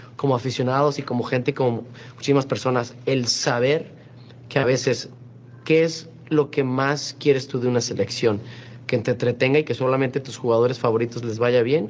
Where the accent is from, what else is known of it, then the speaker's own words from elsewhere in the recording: Mexico; como un mexicano más